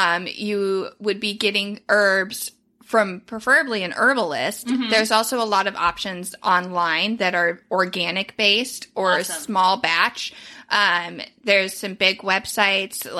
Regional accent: United States; we're American

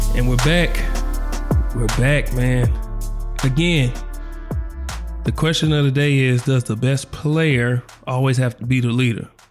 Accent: Oklahoma City, Oklahoma, United States; I'm from the South Side of Oklahoma City, the four oh five where we duck no smoke.

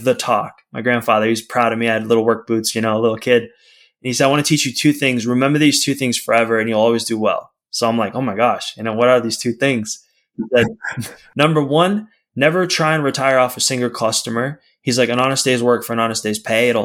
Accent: outside of Boston, Massachusetts, United States; now in California, United States; family was outside of Boston.

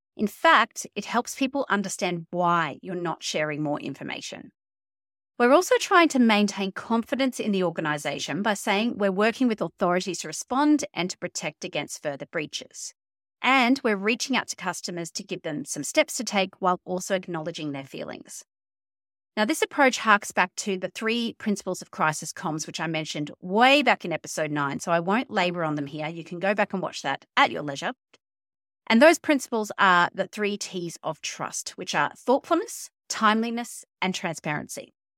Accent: Queensland, Australia; the Queensland state government, my home state

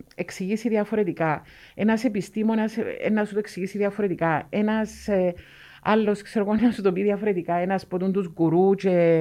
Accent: Cyprus; Είμαι ούλη Κύπρο

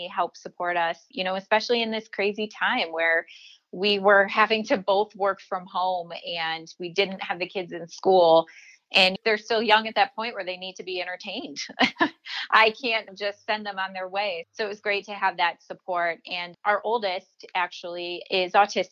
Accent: Boston, Massachusetts, United States; moved away; I'm originally from Boston

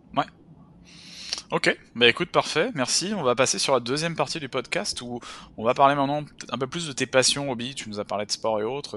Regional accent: France; now in Canada; en tant que Français

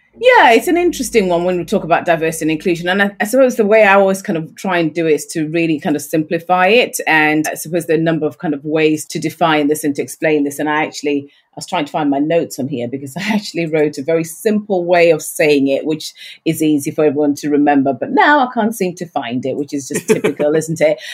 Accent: Yorkshire and the Humber, United Kingdom; I'm a Yorkshire lass

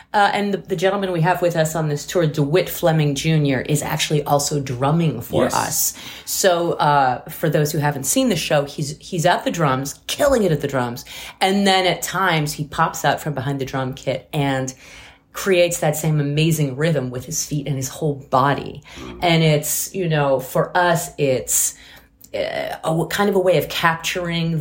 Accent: France; now in New York, United States; I was born in France and mostly grew up there.

